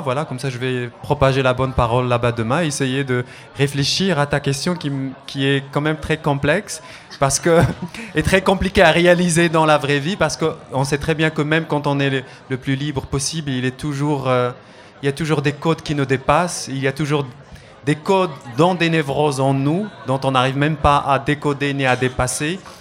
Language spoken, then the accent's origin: French; Morocco; moved away; on est marocain ou arabe